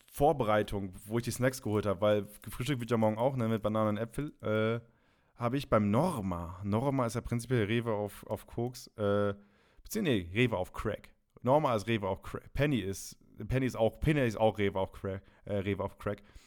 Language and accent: German; Friesland, Lower Saxony, Germany; moved away; aus Friesland, Raderland sein, da wo ich, wo ich herkomme